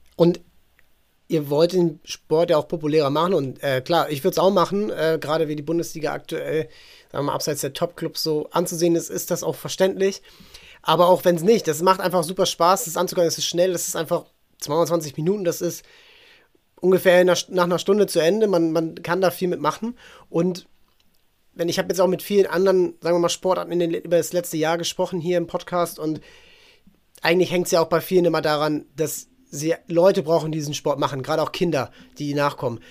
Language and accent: German; Hamburg, Germany; Neugraben, das ist eben, ich komme da aus der, aus der Ecke